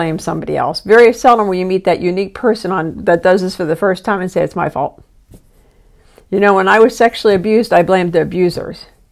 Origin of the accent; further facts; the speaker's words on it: East Coast, United States; moved away; I'm from the East Coast